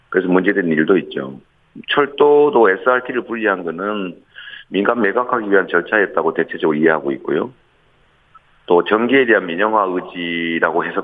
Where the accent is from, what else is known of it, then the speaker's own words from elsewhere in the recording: Seongnam, Gyeonggi Province, South Korea; 더군다나 저는 성남 사람이었다가 경기도 사람이었다가